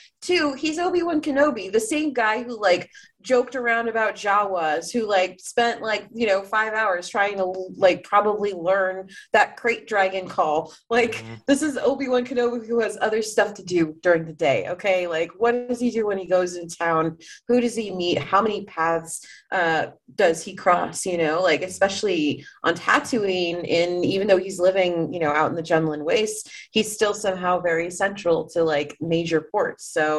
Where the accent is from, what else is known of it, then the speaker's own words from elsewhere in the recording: Miami, Florida, United States; growing up in Miami and growing up around a lot of, like, people like me